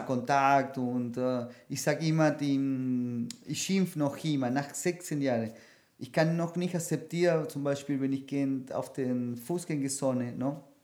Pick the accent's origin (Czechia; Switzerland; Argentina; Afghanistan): Argentina; Buenos Aires; German is a second language; moved away as an adult; now in Vienna, Austria; mit 21 weg äh, von meiner Heimat, von Buenos Aires